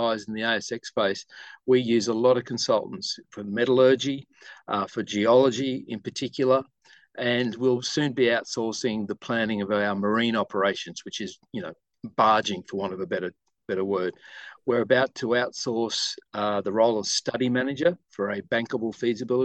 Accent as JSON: {"language": "English", "town": "Inverell", "region": "New South Wales", "country": "Australia", "tie": "born or raised there", "moved": "as an adult", "lives_now": "Brisbane, Australia", "said": "I was born and raised in a very small country town in northern New South Wales called Inverell."}